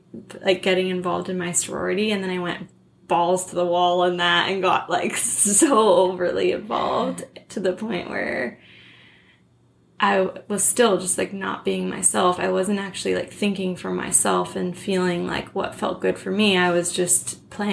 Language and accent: English; California, United States; also born or lived in Hawaii / San Francisco / Los Angeles; I moved to California from Hawaii in second grade